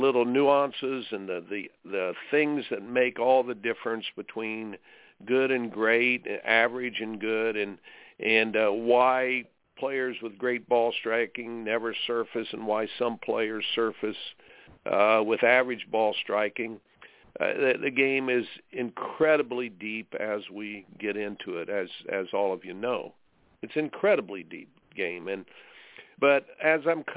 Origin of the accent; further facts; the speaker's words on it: Indiana, United States; I grew up in Indiana